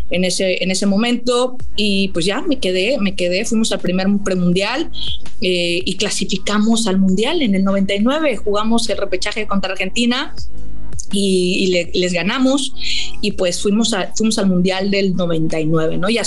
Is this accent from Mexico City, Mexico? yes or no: no; Cancún, Quintana Roo, Mexico; crecimos en una, aquí en Cancún, en era un pueblito, era un, lugar, yo nací en Cancún, una ciudad pequeñita